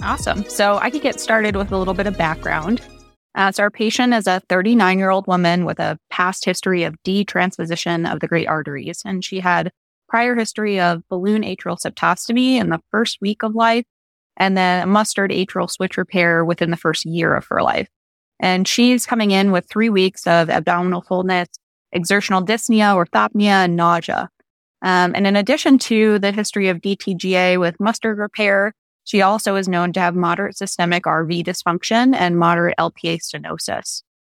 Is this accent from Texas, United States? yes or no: no; upstate New York, United States; moved away; I'm originally from upstate New York